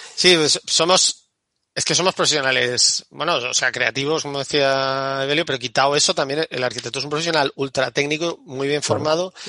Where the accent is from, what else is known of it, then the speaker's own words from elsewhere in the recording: Andalusia, Spain; yo soy, yo soy de Andalucía